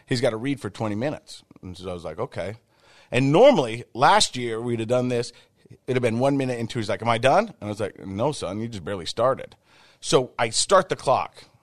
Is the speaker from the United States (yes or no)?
yes; Ogden, Utah, United States; I grew up in the Biggity Biggity, oh, that's Ogden to everybody else